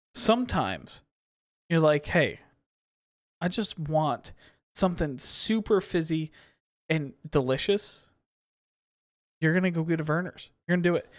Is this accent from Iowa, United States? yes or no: no; Kalamazoo, Michigan, United States; now in Detroit, United States; I grew up in Kalamazoo